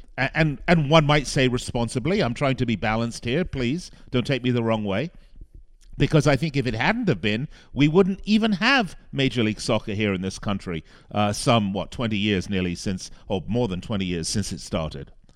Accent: Las Vegas, Nevada, United States; here in my hometown of Las Vegas.

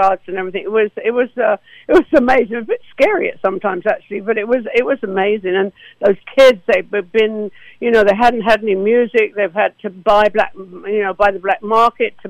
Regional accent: Essex, East of England, United Kingdom; moved away as an adult; now in United States; I'm from Essex in England

